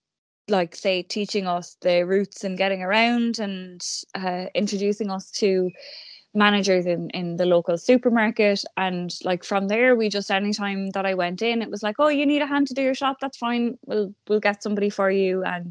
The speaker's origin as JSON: {"language": "English", "town": "Cork", "region": "Munster", "country": "Ireland", "moved": "as an adult", "lives_now": "Balbriggan, Ireland", "said": "As June said, I'm originally from Cork, have been living in Dublin, I think about 8-9 years now at this stage."}